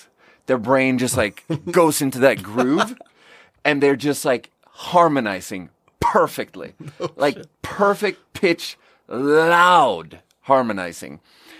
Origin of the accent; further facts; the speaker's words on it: southern Sweden, Sweden; but in Sweden, I'm from the South.